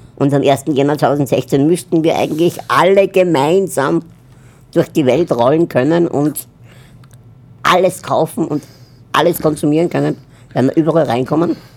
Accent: Upper Austria, Austria; now in Vienna, Austria; ich komme aus Wien. Also ursprünglich eigentlich aus Oberösterreich, aber lebe jetzt in Wien

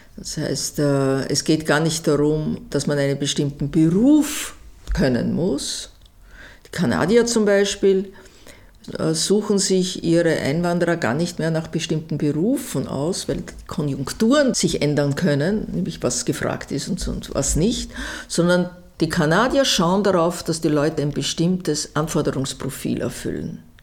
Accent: Vienna, Austria; ich bin eine Wienerin der dritten Generation

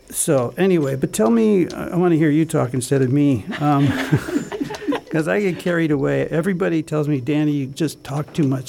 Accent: United States; as an American

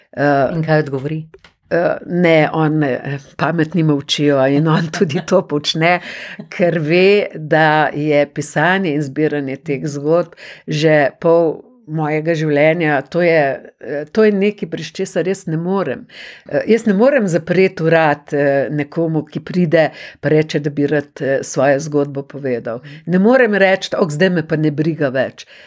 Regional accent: Slovenia

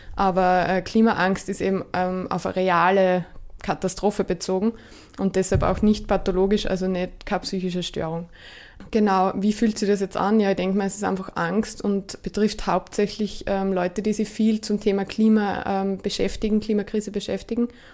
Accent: Gesäuse region, Styria, Austria; also born or lived in Graz; weil ich bin aus der Region, Region Gesäuse. Ähm, bin nach dem Studium von Graz eben wieder zurückgegangen

